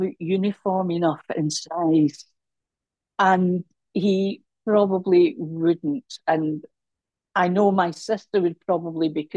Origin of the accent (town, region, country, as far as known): Scotland, United Kingdom